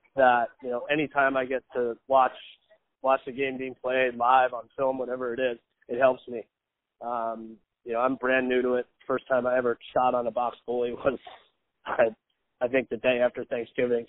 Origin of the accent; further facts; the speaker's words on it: East Meadow, New York, United States; moved away; a mile and a half from where I grew up is in Nassau Coliseum